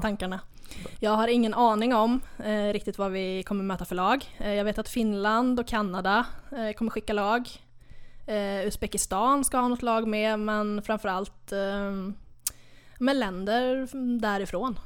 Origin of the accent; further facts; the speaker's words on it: Hova, Västra Götaland, Sweden; now in Södra Råtorp, Sweden; jag är från, eh, Lilla Hova i Skaraborg